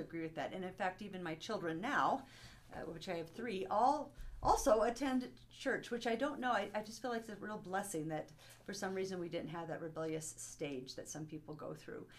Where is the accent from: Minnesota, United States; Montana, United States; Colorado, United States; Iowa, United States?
Montana, United States; Bozeman; also born or lived in Kabul, Afghanistan; most of my life um, that I recall actually was spent in Bozeman, Montana.